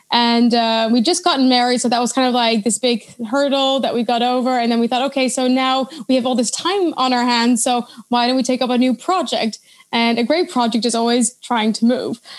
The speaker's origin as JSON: {"language": "English", "town": "Leiden", "region": "South Holland", "country": "Netherlands", "lives_now": "Stockholm, Sweden", "said": "I'm from Leiden."}